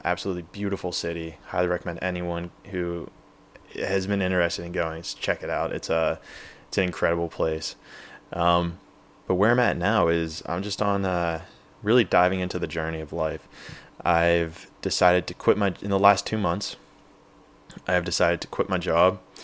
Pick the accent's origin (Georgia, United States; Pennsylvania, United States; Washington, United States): Pennsylvania, United States; Pittsburgh; moved away as an adult; also born or lived in San Diego, California; I grew up in Pittsburgh, P